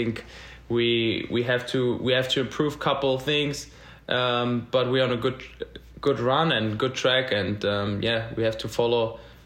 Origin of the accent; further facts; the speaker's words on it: Berlin, Germany; moved away as an adult; now in Nashville, United States; born and raised in Berlin